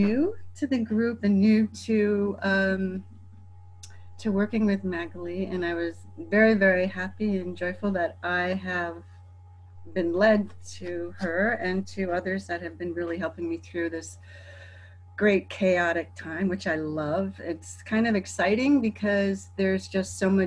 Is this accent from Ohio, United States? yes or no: yes; Cleveland, Ohio, United States; now in California, United States; I'm also from Cleveland, Ohio, living in California